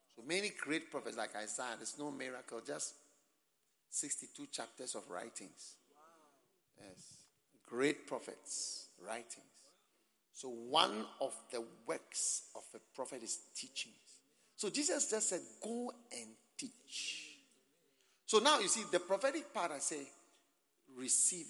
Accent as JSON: {"language": "English", "country": "Ghana", "accent": "Ghanaian", "said": "my Ghanaian accent"}